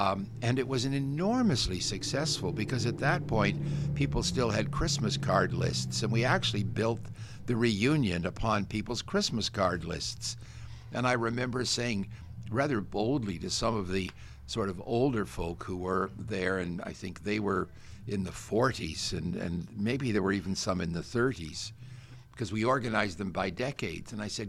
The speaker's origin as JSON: {"language": "English", "town": "Guelph", "region": "Ontario", "country": "Canada", "tie": "born or raised there", "said": "I grew up in Guelph. Yeah. We didn't have a car"}